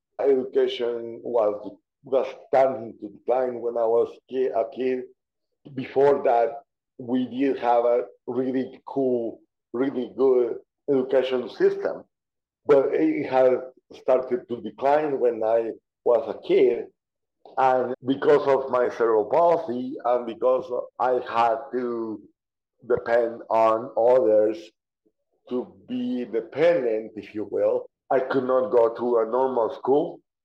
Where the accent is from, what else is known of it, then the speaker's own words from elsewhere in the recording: Guatemala; born there; So yes, I was born in Guatemala.